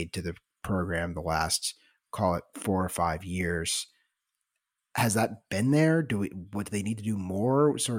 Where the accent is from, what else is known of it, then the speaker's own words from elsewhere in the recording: Midwest, United States; also born or lived in Southeast; I was born in the Midwest and I grew up going to football games at Mizzou in Nebraska.